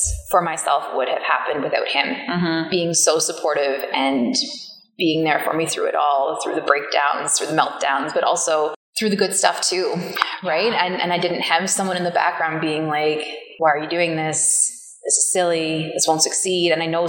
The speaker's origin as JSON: {"language": "English", "country": "Ireland", "said": "I'm Irish. Killarney is Irish."}